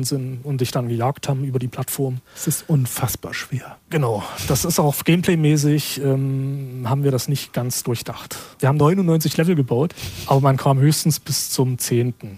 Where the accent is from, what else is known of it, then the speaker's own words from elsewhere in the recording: Schwarzenberg, Saxony, Germany; Die Gegend, wo ich herkomme, kurz nach dem Krieg war das sogenanntes Wismut-Gebiet